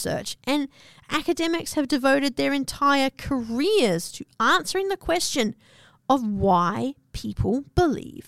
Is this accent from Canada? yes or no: no; Australia; also born or lived in New Zealand; I'm from New Zealand and grew up in Australia